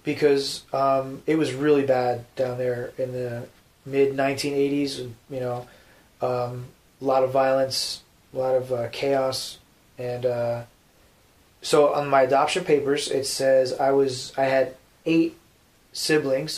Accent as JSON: {"language": "English", "region": "New Jersey", "country": "United States", "moved": "yes", "said": "I'm from Jersey"}